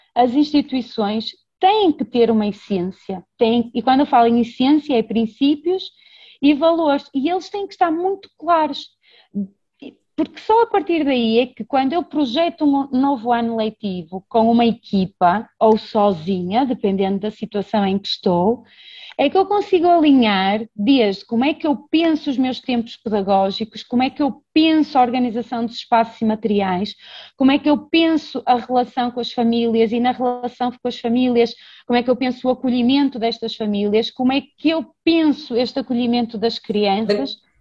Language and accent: Portuguese; Braga, Norte, Portugal; sou educadora de infância, sou de Braga